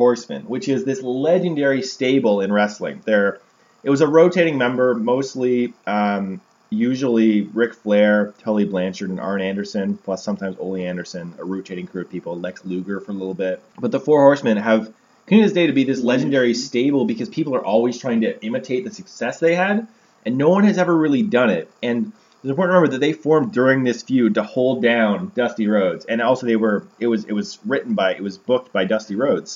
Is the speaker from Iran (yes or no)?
no; Canada; we're Canadian